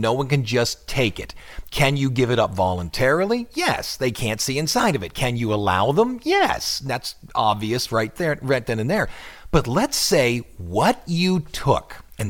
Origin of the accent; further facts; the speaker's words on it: Ohio, United States; My home state